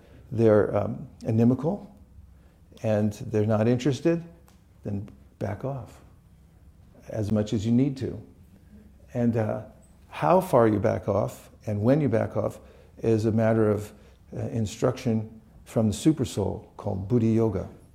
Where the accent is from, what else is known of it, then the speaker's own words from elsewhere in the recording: California, United States; I'm from California